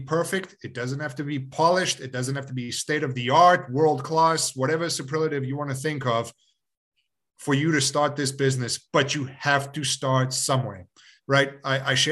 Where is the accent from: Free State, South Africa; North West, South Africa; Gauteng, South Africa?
Gauteng, South Africa; Johannesburg; born or raised there; moved away; also born or lived in Yugoslavia